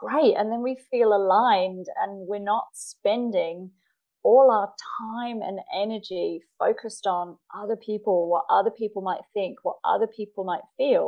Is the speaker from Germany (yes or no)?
no; England, United Kingdom; now in Australia; I live in Australia now, I'm originally from England